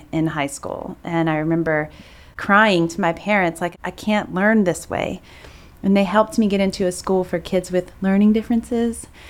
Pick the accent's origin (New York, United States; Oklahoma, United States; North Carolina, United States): North Carolina, United States; Greensboro; now in Raleigh, United States; I grew up in Greensboro, not too far away.